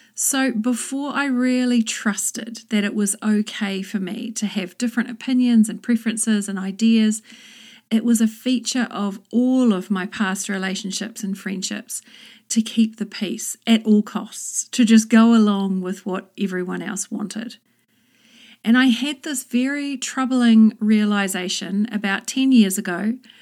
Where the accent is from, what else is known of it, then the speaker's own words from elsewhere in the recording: New Zealand; moved away as an adult; also born or lived in London, United Kingdom; I moved from New Zealand to England and back again twice